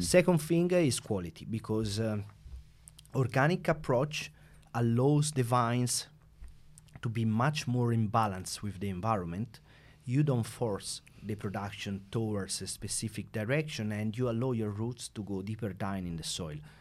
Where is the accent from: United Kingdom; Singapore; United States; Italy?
Italy; Siena, Tuscany; born and raised in Siena